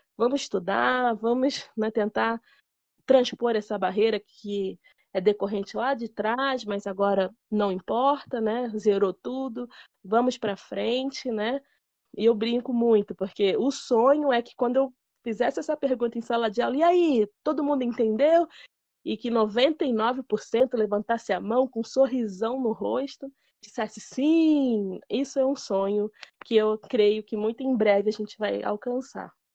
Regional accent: Rio de Janeiro, Brazil; lá no Rio de Janeiro, que eu sou carioca

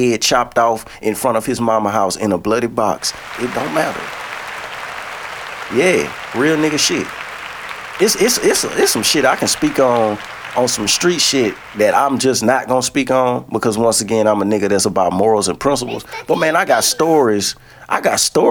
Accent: Shreveport, Louisiana, United States; I'm from Shreveport, Louisiana.

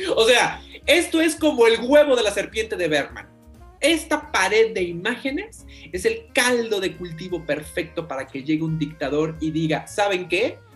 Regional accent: Mexico; entendernos como mexicanos

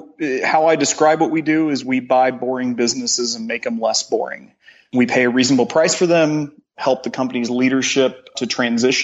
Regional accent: Joplin, Missouri, United States; now in Columbia, United States; I grew up in Joplin

